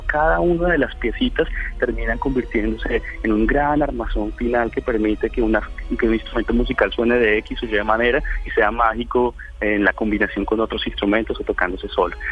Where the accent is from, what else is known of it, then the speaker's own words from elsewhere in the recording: Colombia; Nosotros en Colombia